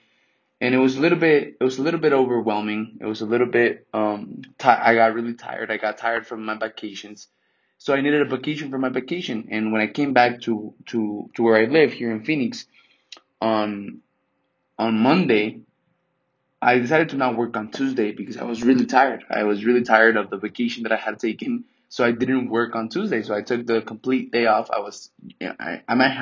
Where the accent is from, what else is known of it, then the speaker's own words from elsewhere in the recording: Mexico; now in United States; I'm from Mexico. My mom is Mexican, and I'm Mexican as well.